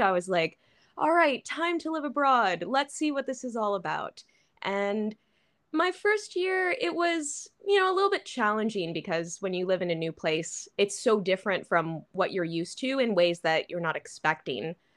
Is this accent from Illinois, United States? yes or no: yes; Chicago, Illinois, United States; moved away as an adult; also born or lived in Florida / Turkey; now in Shanghai, China; I'm from the Chicago area, like, you know, the suburbs around Chicago